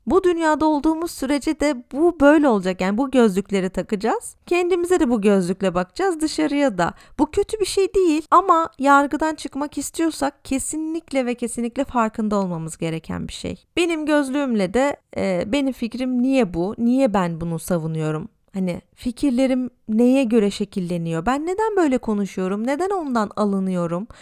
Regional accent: Tarsus, Mersin, Turkey; moved away as an adult; also born or lived in Istanbul; now in Berlin, Germany; Normalde Mersin'de yaşıyordum. Ailem orada. Tarsus'ta daha doğrusu

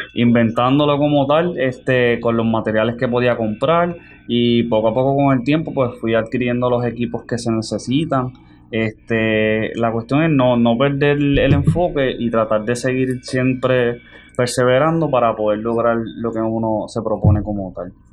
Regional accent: Jayuya, Puerto Rico; now in Manatí, Puerto Rico; Soy natural del pueblo de Jayuya

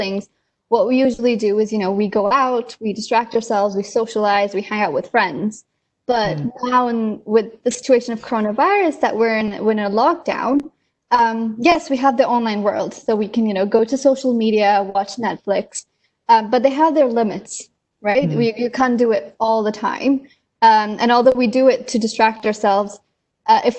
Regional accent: India; moved away; coming from a developing country, I'm originally from India

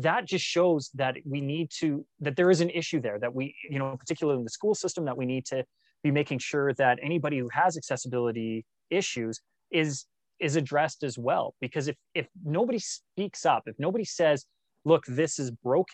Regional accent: Canada; also born or lived in Australia / Malaysia; us as a Canadian people

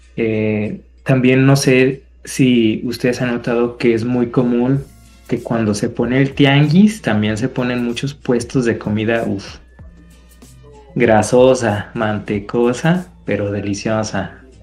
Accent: Mexico; como mexicanos sabemos lo que significa

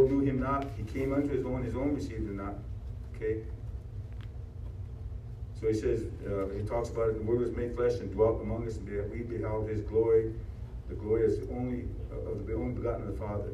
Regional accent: Rosebud, South Dakota, United States; I was born in Rosebud, South Dakota

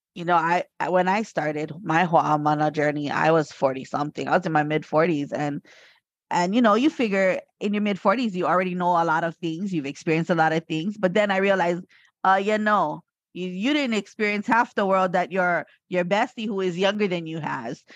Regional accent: Hawaii, United States; I am from Hawaii

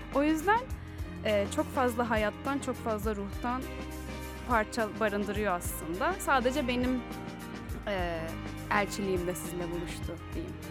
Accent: İzmir, Turkey; bir İzmirli olarak

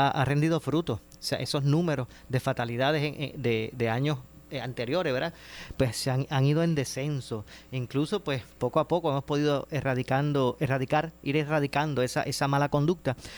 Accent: Puerto Rico; como, como puertorriqueños

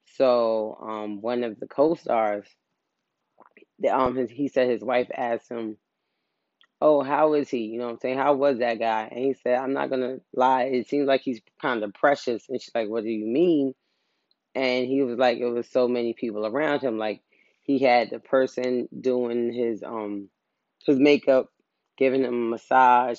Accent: New York, United States; I'm from New York.

